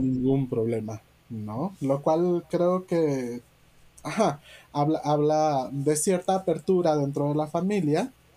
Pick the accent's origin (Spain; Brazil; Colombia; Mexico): Mexico; Yucatán; moved away as an adult; also born or lived in Mexico City; son mis raíces porque yo nací en Yucatán, porque amo mi tierra